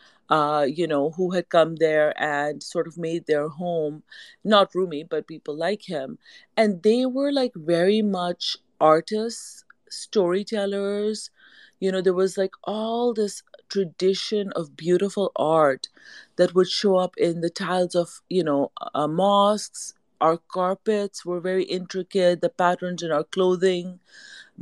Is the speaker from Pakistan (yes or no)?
yes; Pakistan; moved away as an adult; also born or lived in Canada; now in United States; We moved back to Pakistan when I was about five